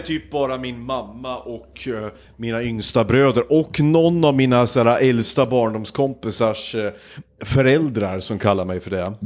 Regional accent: Hudiksvall, Gävleborg County, Sweden; min hemstad Hudiksvall

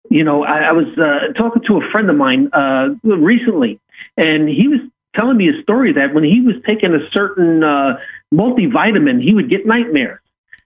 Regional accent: New York, United States; growing up in New York

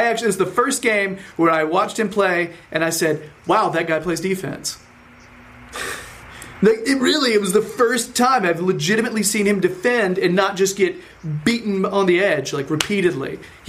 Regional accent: Winston-Salem, North Carolina, United States; coming to you from Winston-Salem, North Carolina. So yes, that means I am American.

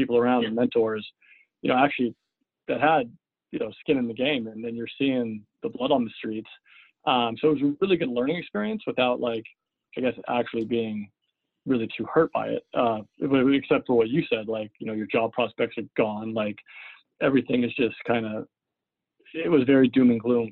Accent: Seattle, Washington, United States; I grew up in Seattle, went to high school here in Seattle

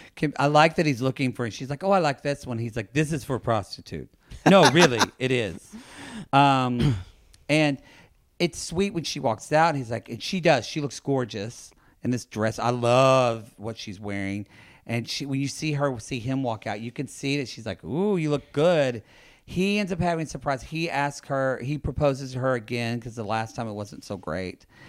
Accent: Oklahoma, United States; I'm from Oklahoma

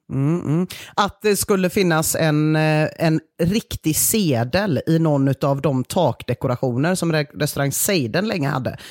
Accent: Gothenburg, Västra Götaland, Sweden; vi göteborgare

